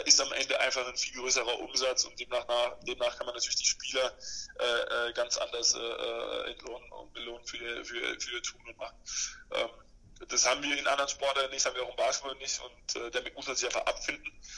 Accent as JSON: {"language": "German", "country": "Germany", "said": "als Deutscher"}